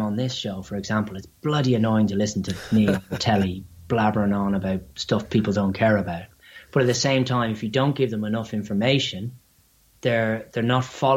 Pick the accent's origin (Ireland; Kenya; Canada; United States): Ireland; accent: Irish; my silly Irish accent